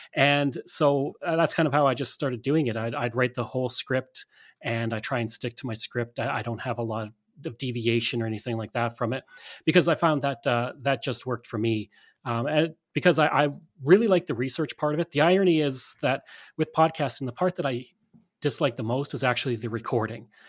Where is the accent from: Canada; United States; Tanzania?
Canada; Alberta; growing up in Alberta, we had a very Western-centric history